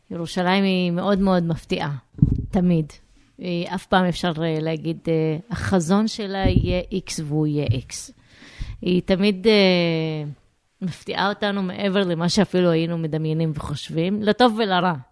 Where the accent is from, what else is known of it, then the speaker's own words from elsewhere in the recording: Jerusalem, Jerusalem District, Israel; Hebrew is a second language; אני גדלתי בתור אה, ירושלמית, במקום מעורב לגמרי, שיחקתי עם ילדים יהודים, רכשתי עברית מהרחוב